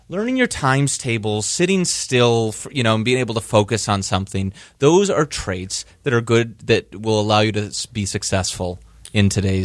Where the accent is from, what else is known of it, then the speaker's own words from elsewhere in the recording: Michigan, United States; I'm from Michigan originally.